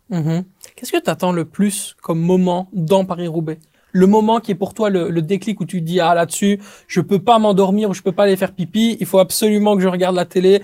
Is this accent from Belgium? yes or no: yes; Belgium